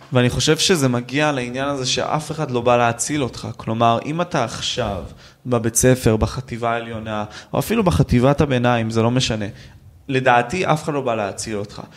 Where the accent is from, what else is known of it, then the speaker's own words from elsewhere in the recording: Ashkelon, Southern District, Israel; אני מאשקלון